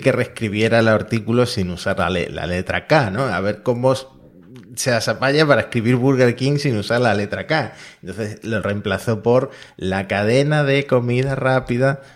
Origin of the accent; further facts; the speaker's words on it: Argentina; Yo como argentino